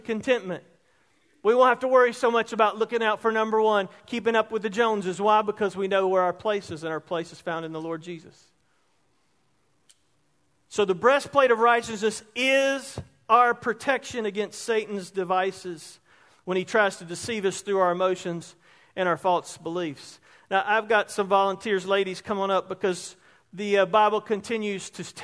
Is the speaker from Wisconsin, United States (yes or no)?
no; Roebuck, South Carolina, United States; Growing up in Roebuck, one of the greatest towns and communities in South Carolina